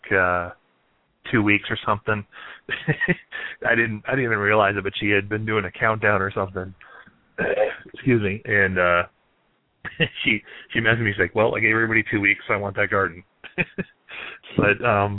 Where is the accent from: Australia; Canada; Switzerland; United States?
United States; Florida; moved away; I'm also from Florida originally, and I moved up here